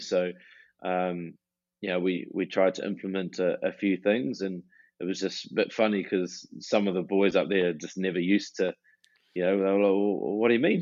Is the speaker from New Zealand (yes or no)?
yes; New Plymouth, Taranaki, New Zealand; moved away as an adult; growing up in New Zealand